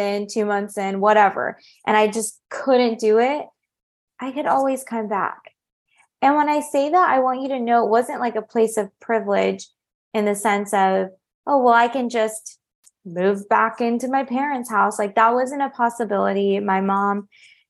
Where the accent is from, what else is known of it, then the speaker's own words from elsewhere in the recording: California, United States; moved away as an adult; now in Paris, France; I had built up a really close-knit network of good friends in my hometown in California